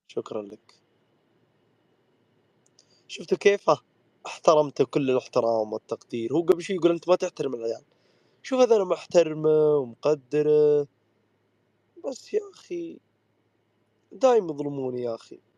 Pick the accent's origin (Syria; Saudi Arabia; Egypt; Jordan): Saudi Arabia; انت قللت من نسبي وقلت اني انا افريقي وانا سعودي